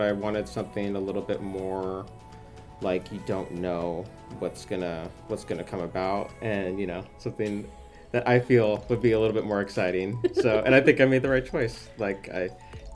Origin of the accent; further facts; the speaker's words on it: Portland, Oregon, United States; also born or lived in Eugene, Oregon; I grew up in around the Portland area